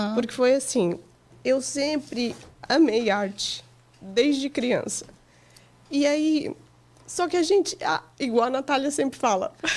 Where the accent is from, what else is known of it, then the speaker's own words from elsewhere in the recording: Portugal; also born or lived in Goiânia, Brazil; now in United States; Eu nasci no Brasil, é. em Goiânia, mas com três meses eu fui para Portugal